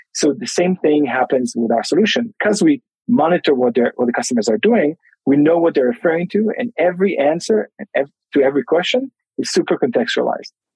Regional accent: Tel Aviv, Tel Aviv District, Israel; I'm originally from Tel Aviv, Israel, but right now I'm I'm in Melbourne

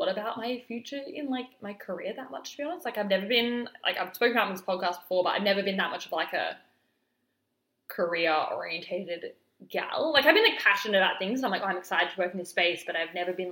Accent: Alice Springs, Northern Territory, Australia; moved away; I actually moved back to my hometown of Alice Springs at the end of 2020 for a couple of months

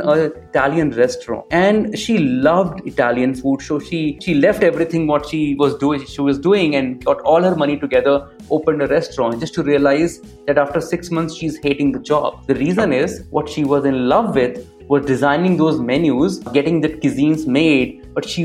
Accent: Varanasi, Uttar Pradesh, India; moved away as an adult; also born or lived in Delhi; I'm from Varanasi

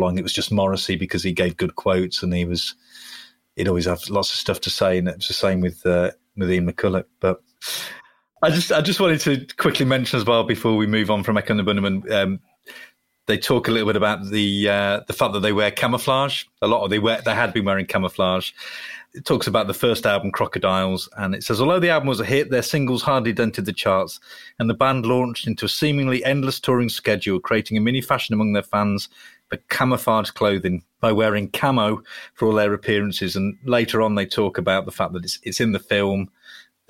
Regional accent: Solihull, West Midlands, United Kingdom; I grew up in Solihull

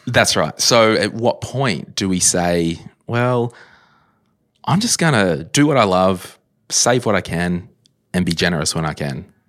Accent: Berkeley Vale, New South Wales, Australia; I grew up in Berkeley Vale

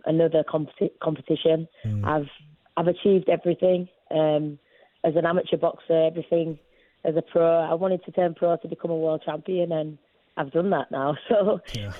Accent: China; English is a second language; It's my home country and it's the Olympics

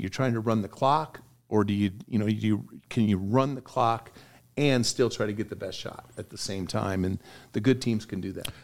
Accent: Oregon, United States; moved away; growing up in Oregon

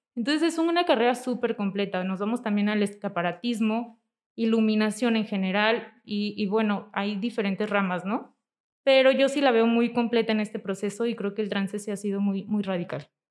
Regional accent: Zamora, Michoacán, Mexico; moved away as an adult; now in Morelia, Mexico; yo nací aquí en Morelia, pero estuvimos mucho tiempo viviendo en Zamora.

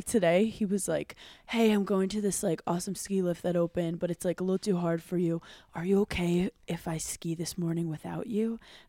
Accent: New York City, New York, United States; growing up in Brooklyn.

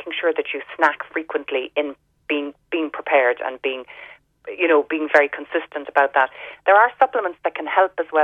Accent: Ireland; growing up in Ireland

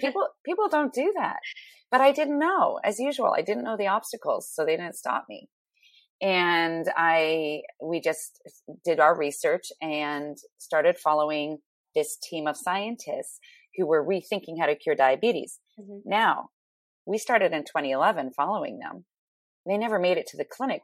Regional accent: Ottawa, Ontario, Canada; moved away as an adult; also born or lived in Toronto / New York City; I'm from Ottawa, Canada

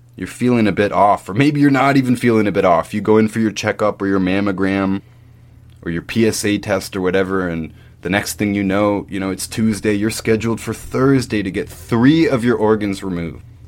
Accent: Canada; When I was growing up in Canada, we all did the Terry Fox run

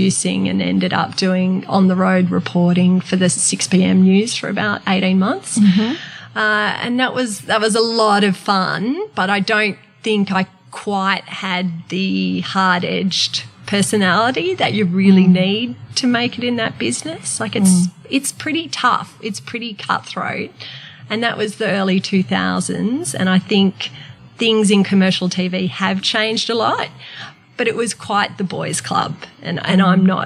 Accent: Sydney, New South Wales, Australia; And I was from Sydney.

